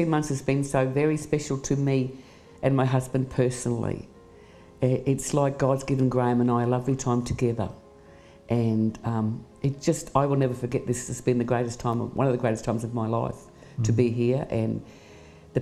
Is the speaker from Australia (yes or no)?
yes; Australia; moved away as an adult; now in Cambodia; I'm from Australia